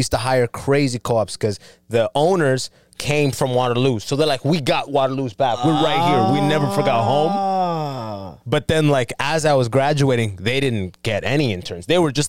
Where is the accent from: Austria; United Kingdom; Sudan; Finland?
Sudan; born there; I have very old school. Like, I'm born in Sudan. Mm. I came from Sudan.